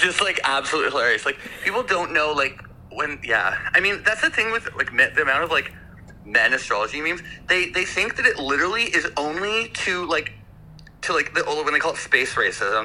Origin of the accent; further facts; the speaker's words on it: Victoria, British Columbia, Canada; also born or lived in Vancouver; I was born and raised in Victoria.